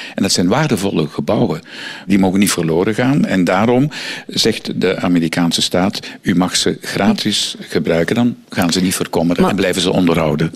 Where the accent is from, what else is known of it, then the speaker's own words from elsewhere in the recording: Flanders, Belgium; bij ons in Vlaanderen